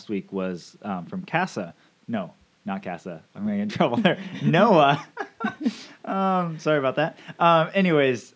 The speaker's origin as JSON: {"language": "English", "region": "Washington", "country": "United States", "said": "I'm from Washington"}